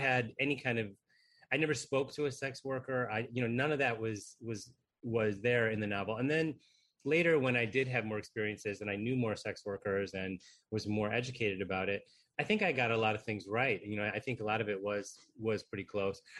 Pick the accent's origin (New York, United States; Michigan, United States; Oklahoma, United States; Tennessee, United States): Michigan, United States; my home state of Michigan